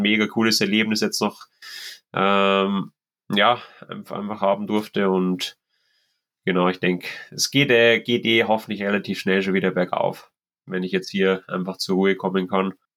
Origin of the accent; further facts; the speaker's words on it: Germany; bei uns in Deutschland